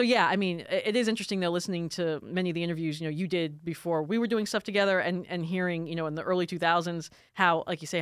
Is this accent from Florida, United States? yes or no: yes; South Florida, United States; moved away as an adult; also born or lived in Richmond, Virginia; now in Atlanta, United States; I grew up in South Florida. My family's from New York